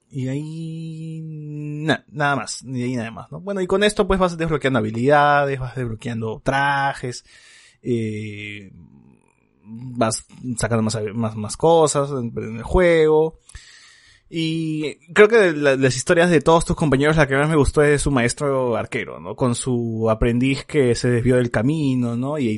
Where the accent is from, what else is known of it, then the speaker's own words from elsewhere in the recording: Lima, Peru; tengo que salir de mi burbuja, y decir que soy eh, de Lima rural, pues, ¿no?